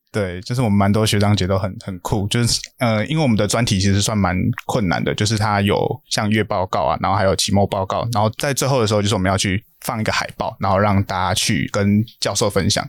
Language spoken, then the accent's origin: Chinese; New Taipei, Taiwan; also born or lived in Tainan; 我是新北人